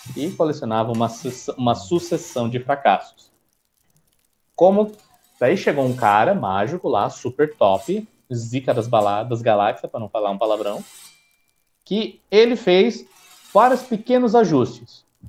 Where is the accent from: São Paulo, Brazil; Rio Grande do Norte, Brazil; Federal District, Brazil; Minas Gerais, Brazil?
São Paulo, Brazil; sou paulista, então sou paulista